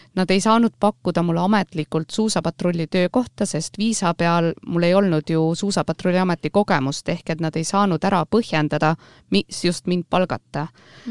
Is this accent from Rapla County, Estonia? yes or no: yes; Rapla, Rapla County, Estonia; moved away as an adult; also born or lived in Austria / Germany / New Zealand / United States; olen sündinud ja kasvanud Raplas